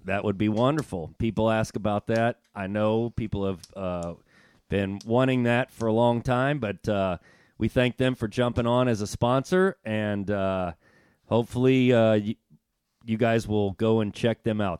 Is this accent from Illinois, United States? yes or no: no; Bloomington, Indiana, United States; growing up in Indiana in Bloomington